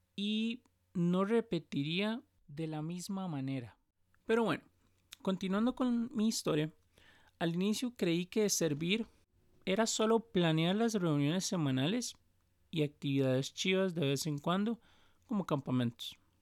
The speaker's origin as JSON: {"language": "Spanish", "country": "Costa Rica", "said": "soy de Costa Rica el país del pura vida y donde pronunciamos la R"}